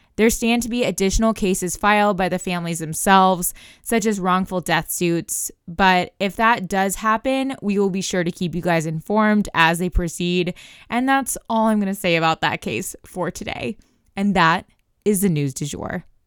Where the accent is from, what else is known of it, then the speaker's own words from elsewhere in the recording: Oklahoma, United States; I'm from Oklahoma where we're notorious for tornadoes